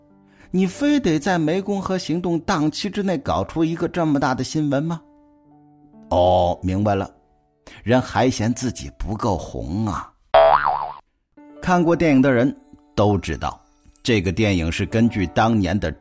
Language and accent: Chinese; China; 其实说白了，就是对我们中国人的仇视